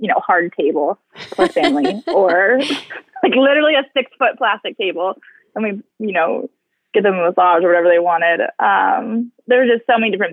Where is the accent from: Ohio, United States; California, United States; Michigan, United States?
California, United States; now in Dallas, United States; I grew up so close to the ocean